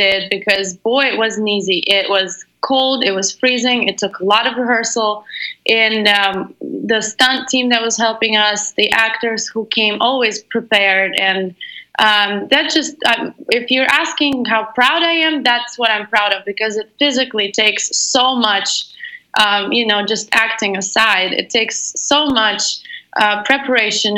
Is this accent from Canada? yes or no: no; Moscow, Russia; I'm originally from Russia, Moscow